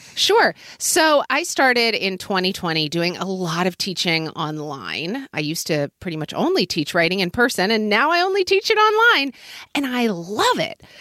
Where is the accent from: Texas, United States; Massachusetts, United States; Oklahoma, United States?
Oklahoma, United States; now in Seattle, United States; as a kid growing up in Oklahoma